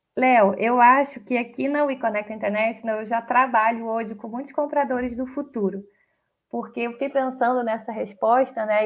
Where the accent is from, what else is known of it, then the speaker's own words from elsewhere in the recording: Brazil; a gente é brasileiro